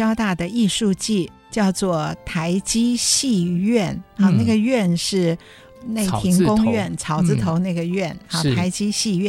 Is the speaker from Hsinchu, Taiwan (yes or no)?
yes; Hsinchu, Taiwan; 新竹人，我是新竹人